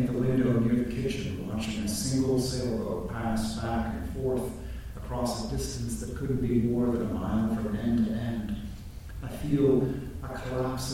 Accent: Toronto, Ontario, Canada; born or raised there; moved away as an adult; now in United States

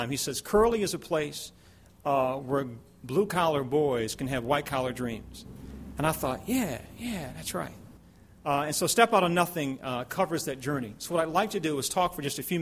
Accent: Baltimore, Maryland, United States; moved away as an adult; I was born and raised in East Baltimore, and I'm proud of where I'm from

